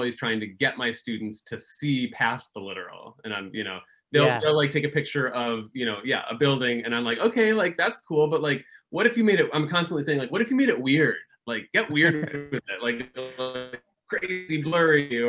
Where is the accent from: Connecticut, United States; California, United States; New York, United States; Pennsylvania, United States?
Connecticut, United States; Farmington; I grew up in Connecticut, so I went to a public school in Connecticut. Farmington High School